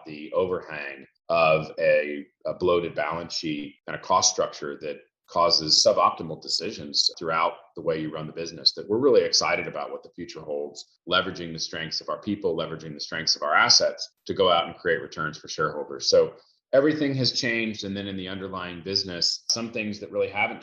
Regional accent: Houston, Texas, United States; also born or lived in Boston, Massachusetts; grew up in Houston

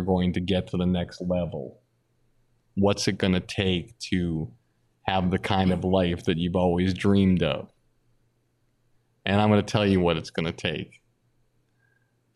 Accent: Longmeadow, Massachusetts, United States; also born or lived in Boston; if I'm a kid from Longmeadow, Massachusetts

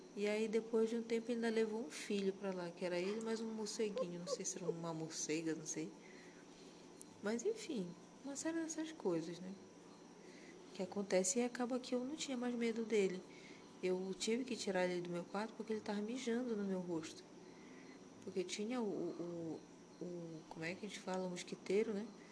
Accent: Pará, Brazil; a gente é paraense

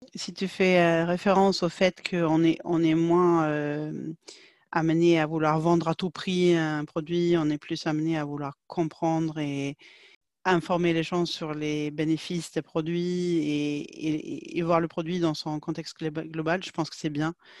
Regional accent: Sweden; French is a second language; moved away as an adult; now in France; je viens de Suède.

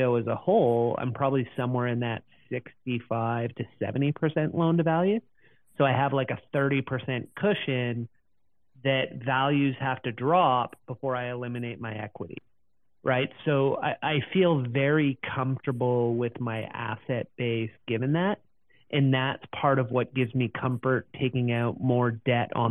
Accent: Canada; as a Canadian

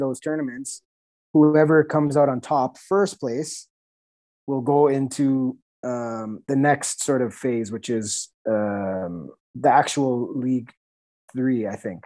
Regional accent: Canada; I'm a Canadian

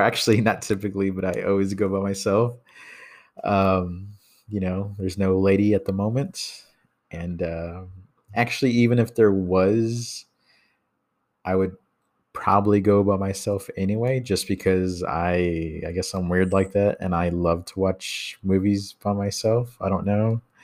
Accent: Texas, United States; I'm from Texas.

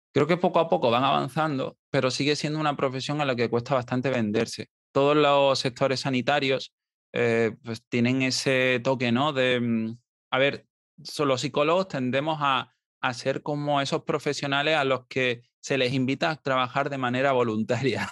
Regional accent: Marbella, Andalusia, Spain; moved away; me fui a Marbella, que es de donde soy originalmente

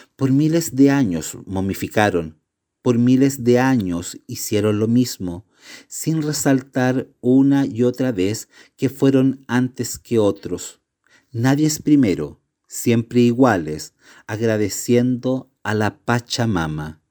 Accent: Chile; somos chilenos

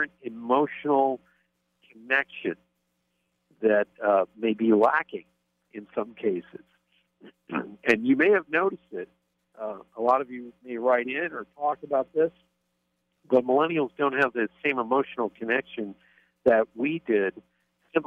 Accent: Pennsylvania, United States; I grew up in Pennsylvania

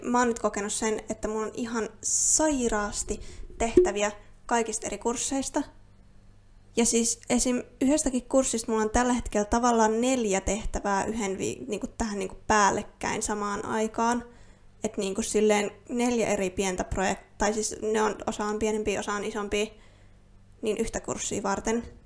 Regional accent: Finland; first language Finnish; suomi on mun äidinkieli. Olen täysin alkuperäisesti suomalainen

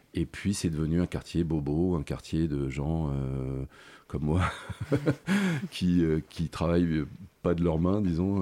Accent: Paris, Île-de-France, France; also born or lived in Neuilly-sur-Seine; j'ai grandi dans le 5e arrondissement

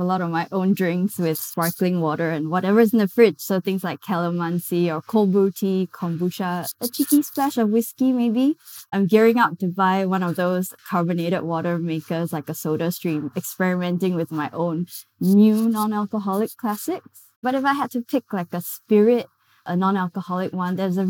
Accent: Singapore; Yeah, so I'm from Singapore and we're surrounded by a lot of Muslim majority countries

